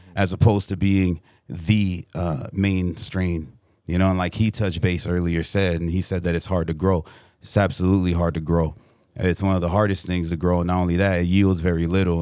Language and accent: English; Burbank, California, United States; I'm from the Valley, eight one eight, Burbank, California